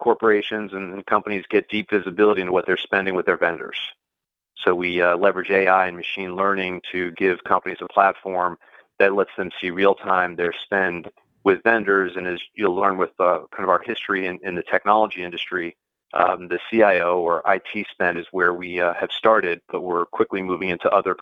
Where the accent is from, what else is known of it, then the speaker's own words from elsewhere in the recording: metropolitan New York area, Connecticut, United States; also born or lived in Boston, Massachusetts; I grew up in the metropolitan New York area.